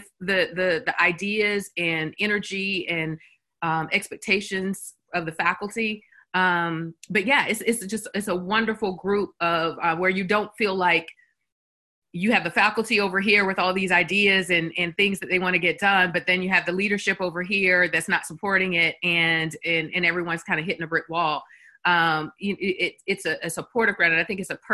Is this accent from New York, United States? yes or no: no; Columbia, South Carolina, United States; I'm an alum of University of South Carolina. And so, I'm from Columbia, and I went here in the 90s for undergrad.